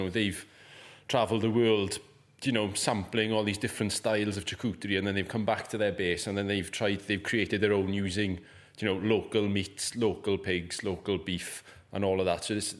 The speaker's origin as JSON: {"language": "English", "town": "Trimsaran", "region": "Wales", "country": "United Kingdom", "said": "So we're both from the Llanelli area. I'm from a little village called Trimsaran, which is just outside Llanelli"}